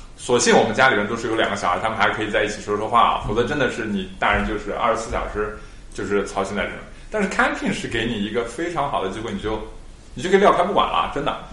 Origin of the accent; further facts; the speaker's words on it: Xinjiang, China; now in Australia; 我们小时候在新疆几个兄弟